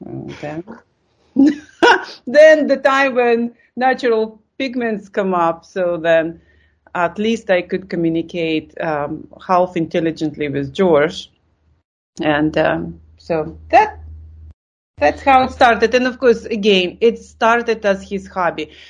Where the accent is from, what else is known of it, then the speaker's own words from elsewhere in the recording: Lithuania; English is a second language; moved away as an adult; I came from Lithuania and suddenly I see that culture. And I thought like, wow, I, I think for the you know 20 years I lived in Lithuania